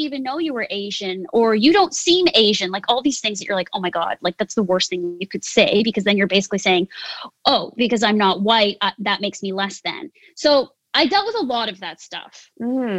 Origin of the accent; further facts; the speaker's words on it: Canada; I am what's called Yonsei, which is fourth generation Japanese Canadian. So I'm pretty Canadian, not very Japanese